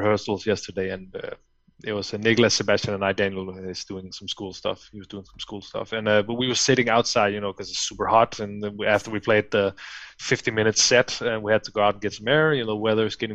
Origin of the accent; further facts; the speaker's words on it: Fredericia, Southern Denmark, Denmark; English is a second language; moved away as an adult; now in Copenhagen, Denmark; I live in the capital city now, Copenhagen. But back then, I lived in well, in my hometown called Fredericia